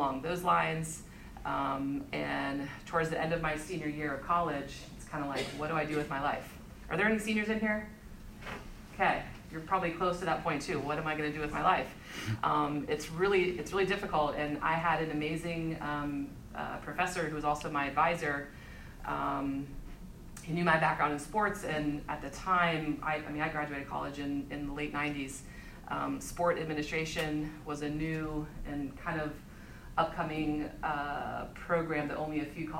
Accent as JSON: {"language": "English", "region": "Ohio", "country": "United States", "tie": "born or raised there", "also_born_or_lived": "Myrtle Beach, South Carolina", "moved": "as an adult", "said": "I grew up in Ohio"}